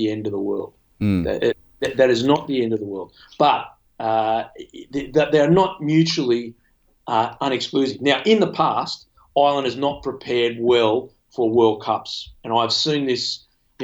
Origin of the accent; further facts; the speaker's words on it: Australia; I'm Australian